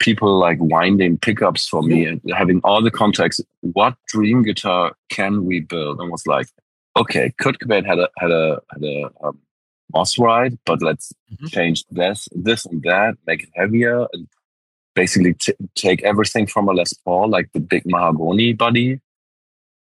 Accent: Wilhelmshaven, Lower Saxony, Germany; I moved back to my hometown in Wilhelmshaven

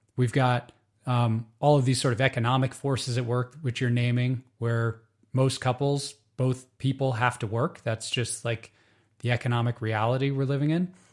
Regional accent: United States; Growing up in the United States

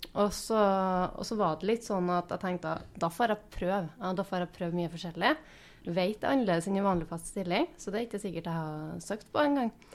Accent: Inderøy, Trøndelag, Norway; moved away as an adult; also born or lived in Bodø; now in Steinkjer, Norway; Jeg er opprinnelig fra Inderøya, så det er ganske nært eh, hjem

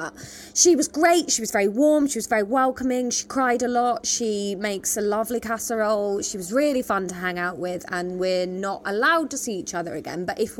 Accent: Taunton, South West England, United Kingdom; Well, Taunton in Somerset.

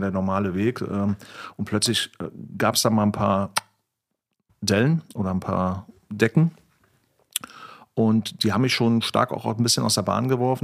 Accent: East Germany, Germany; now in Berlin, Germany; Ich bin ja ein Ossi, ne? also Kind des Ostens, bin ich auch stolz drauf

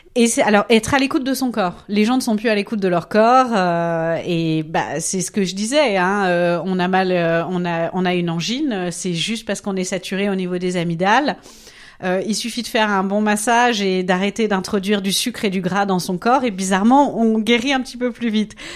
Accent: Nancy, Grand Est, France; moved away as an adult; also born or lived in Strasbourg; now in Zurich, Switzerland; Je suis française, originaire de Nancy, mais j'ai vécu à Strasbourg

